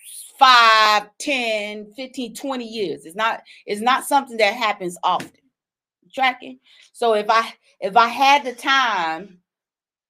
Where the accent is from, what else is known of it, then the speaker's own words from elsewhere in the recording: South Carolina, United States; I'm from South Carolina.